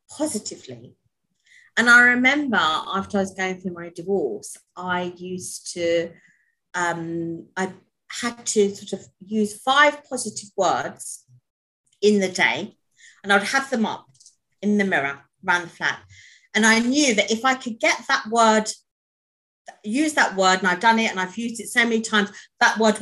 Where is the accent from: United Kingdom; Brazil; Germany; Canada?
United Kingdom; London; raised in London. Basically, I'm British.